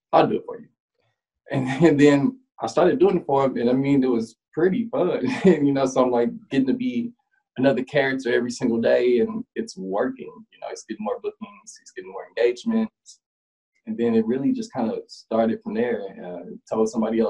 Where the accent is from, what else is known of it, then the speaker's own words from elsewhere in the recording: Nashville, Tennessee, United States; I'm a Nashville native